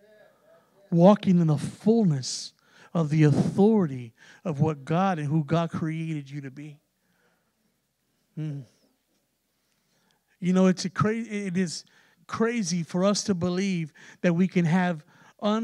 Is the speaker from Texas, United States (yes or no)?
yes; San Antonio, Texas, United States; we're from San Antonio, and everybody, primarily it's Hispanic there